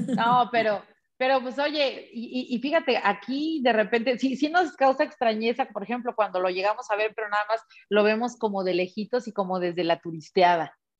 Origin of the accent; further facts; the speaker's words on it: Mexico; levantando la voz como mexicana